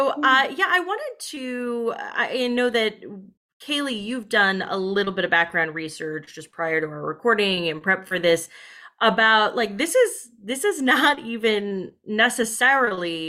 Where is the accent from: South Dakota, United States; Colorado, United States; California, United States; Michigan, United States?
Colorado, United States; Denver; now in Brooklyn, United States; we're all originally from Denver and none of us live there now. I live in Brooklyn